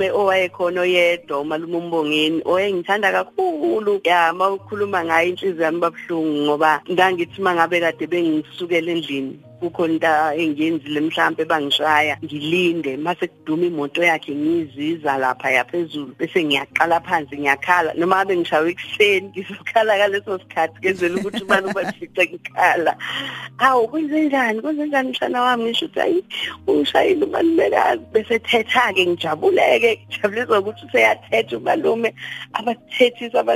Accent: KwaWoza, Maphumulo, KwaZulu-Natal, South Africa; ngizalelwa endaweni yakaWoza la kudabuka khona ubaba wami khona kamaphumulo kodwa ke wangithola kumama umama esafunda isikole sahlala kubo

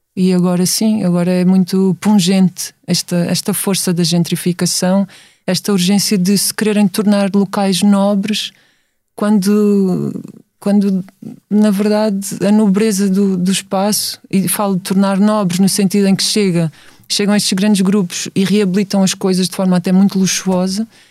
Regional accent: Setúbal, Portugal; Eu venho de Setúbal, sempre vivi lá

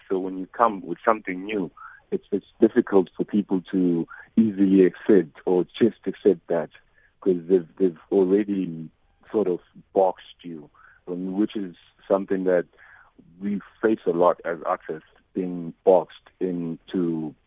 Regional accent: South Africa; We already don't have a striving industry as South African artists

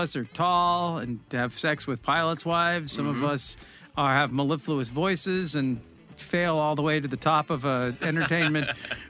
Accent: Olympia, Washington, United States; I grew up in Olympia

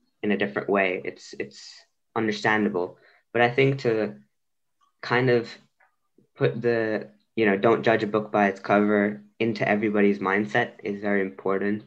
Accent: India; now in Belgium; I am Indian and I live in Belgium

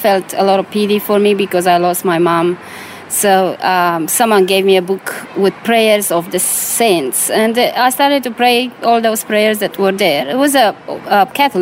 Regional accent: Romania; moved away; I was born in Romania during communism

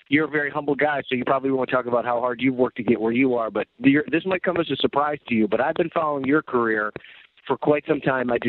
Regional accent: Jamestown, New York, United States; moved away as an adult; also born or lived in North Tonawanda, New York; I grew up uh, in Western New York. I was born in North Tonawanda, uh, wow. uh, but all my formative years were in Chautauqua County, just outside Jamestown, New York. I went to Cassadaga Valley High School

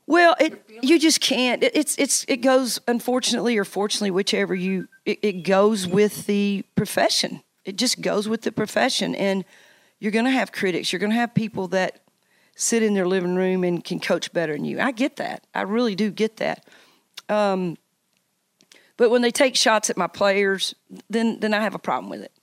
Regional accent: Knoxville, Tennessee, United States; also born or lived in Virginia / Nebraska; this being my hometown

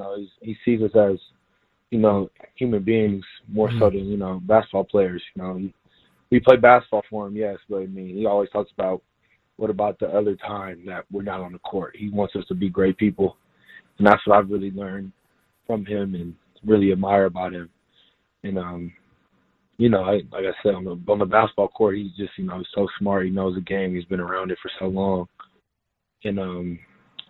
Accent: Houston, Texas, United States; moved away as an adult; also born or lived in Fort Worth / Columbus; now in San Diego, United States; I was from Houston

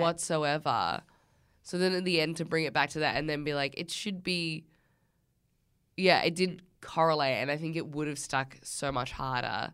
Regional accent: Australia; We're Australian.

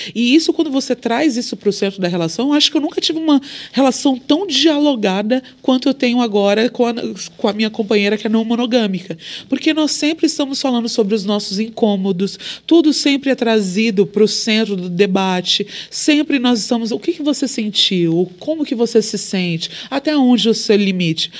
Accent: Brazil; Sou brasileira

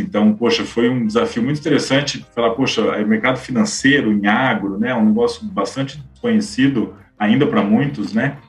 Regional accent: Bebedouro, São Paulo, Brazil; moved away as an adult; also born or lived in Piracicaba; sou do interior de São Paulo, de Bebedouro

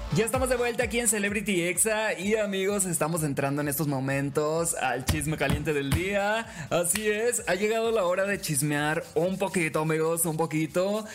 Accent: Los Mochis, Sinaloa, Mexico; soy originario de Los Mochis, Sinaloa

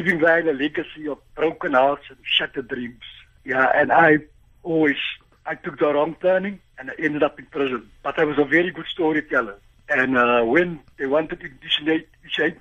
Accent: Cape Town, Western Cape, South Africa; I grew up in Cape Town, in Athlone.

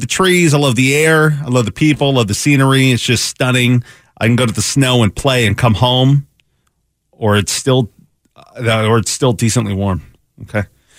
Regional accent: the Northwest, Pacific Northwest, United States; now in Phoenix, United States; Growing up in the Northwest, I'm traumatized.

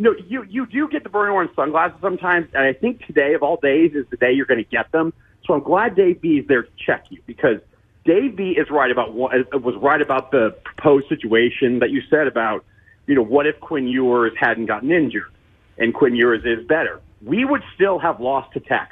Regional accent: Houston, Texas, United States; I grew up in Houston

